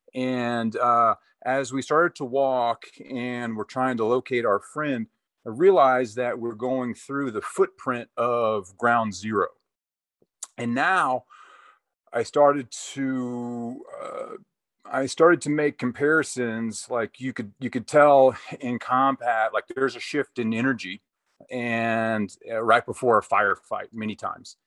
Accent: Texas, United States; moved away as an adult; also born or lived in California; came back to my home state of Texas

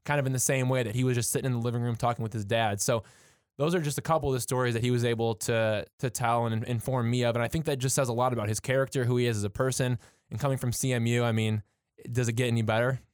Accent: Michigan, United States; being from, being from Michigan and, and, you know, me being, you know, a little bit closer to Detroit, um, as far as my hometown goes

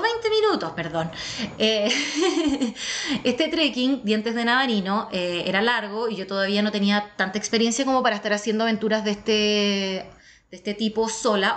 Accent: Chile; yo soy la tercera chilena.

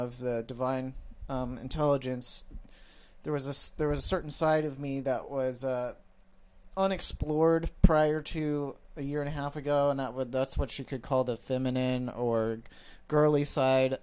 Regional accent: Midwest, United States; I grew up in the Midwest.

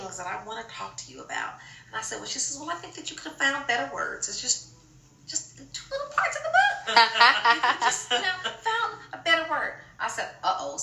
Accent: Los Angeles, California, United States; I went to Block High School, I'm from South Central.

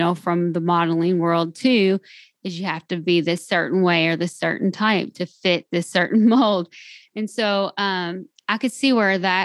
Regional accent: Kentucky, United States; I'm from Kentucky

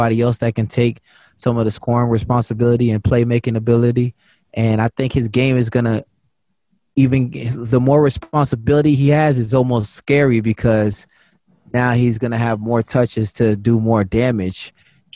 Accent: Palm Beach, Florida, United States; growing up in Palm Beach, Florida

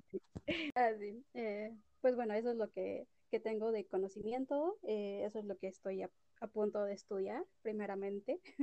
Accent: Cuernavaca, Morelos, Mexico; Soy de Cuernavaca, Morelos y tengo orgullosamente 25 años

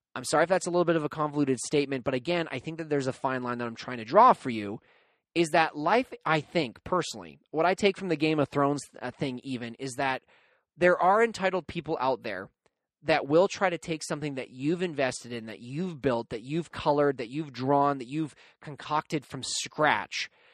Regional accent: Canada; being a Canadian myself

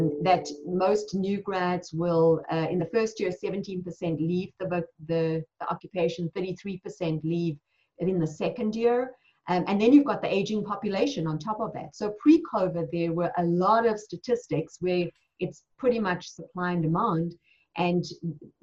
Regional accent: South Africa; moved away as an adult; now in United States; I was born and raised in South Africa

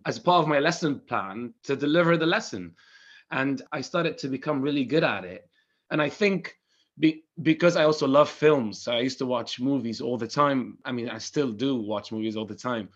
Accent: Damascus, Damascus Governorate, Syria; moved away as an adult; now in United Kingdom; I'm from Syria, Damascus

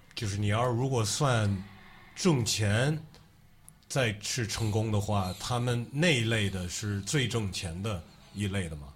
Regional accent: United States; moved away; 我是在美国出生长大的

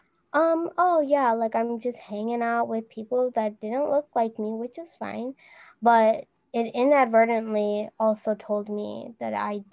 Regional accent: United States; My biggest challenge growing up as a Hmong American was being Hmong American.

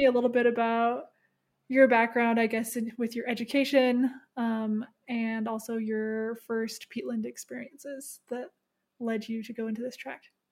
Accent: Seattle, Washington, United States; moved away as an adult; now in Canada; I grew up in Seattle, so pretty close to B C.

